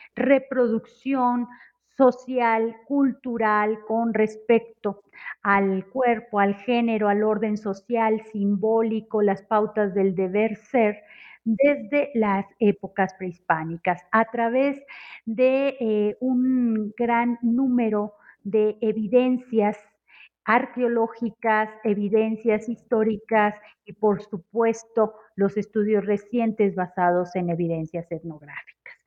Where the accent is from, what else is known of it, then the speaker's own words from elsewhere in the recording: Monterrey, Nuevo León, Mexico; now in Mexico City, Mexico; soy originaria de Monterrey, Nuevo León y actualmente me encuentro radicando en la Ciudad de México